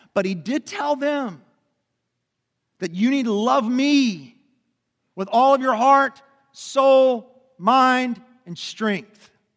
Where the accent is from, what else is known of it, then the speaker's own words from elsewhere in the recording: Lebanon Junction, Kentucky, United States; also born or lived in Lexington, Kentucky / Louisville, Kentucky / Memphis, Tennessee; I grew up in a little town called Lemon Junction, which is about thirty miles south of here